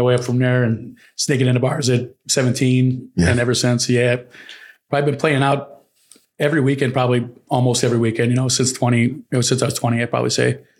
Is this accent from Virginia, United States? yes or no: no; Indiana, United States; now in Chicago, United States; I'm from Indiana